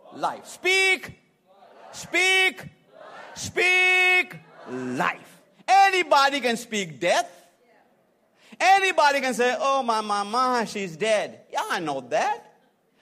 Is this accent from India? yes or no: yes; India; moved away as an adult; also born or lived in Atlanta, Georgia; now in United States; I'm from India, who lives in America right now